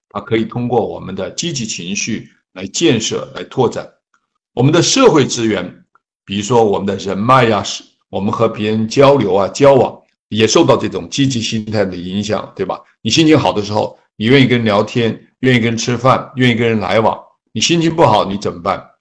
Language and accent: Chinese; China; 比如说我们中国人 孝道、天伦之乐，一定是我们美好生活特别重要的元素